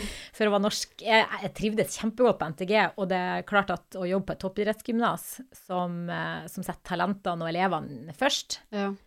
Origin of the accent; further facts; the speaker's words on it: Nordland, Norway; Jeg er fra Nordland.